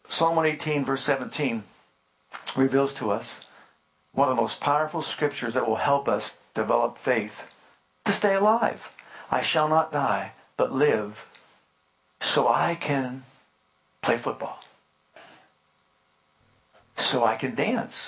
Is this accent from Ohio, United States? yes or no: yes; Youngstown, Ohio, United States; I grew up in Youngstown, Ohio